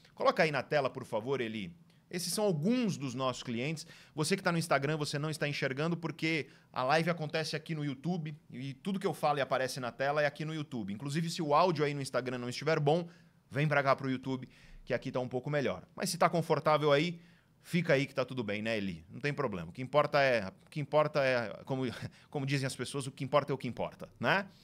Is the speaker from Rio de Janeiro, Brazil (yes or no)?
no; Santos, São Paulo, Brazil; Praia Grande, do lado da cidade de Santos, onde eu nasci